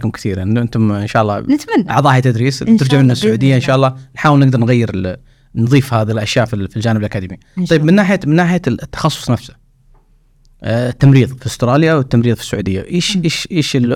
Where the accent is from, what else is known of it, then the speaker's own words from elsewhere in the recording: Saudi Arabia; الآن كنا نتكلم عن كطاقم كمخرجات السعودية ك اللهم لك الحمد انا سعوديين ترى مبدعين في تخصصات كثيره